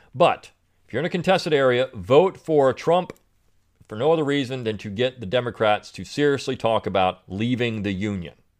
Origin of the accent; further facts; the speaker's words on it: Delaware, United States; I grew up in Delaware